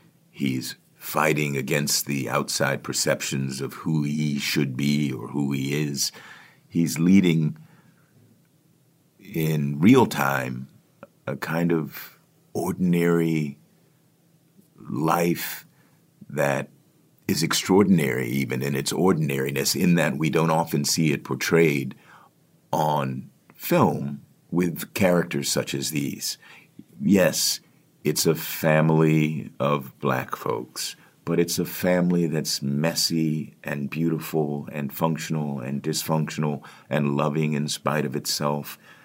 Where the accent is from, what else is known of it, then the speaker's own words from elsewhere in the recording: Washington, District of Columbia, United States; Book is set in Washington, D.C., which is my hometown